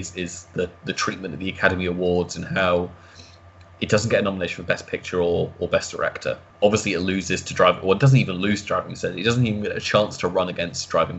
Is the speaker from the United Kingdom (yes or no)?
yes; United Kingdom; As a Brit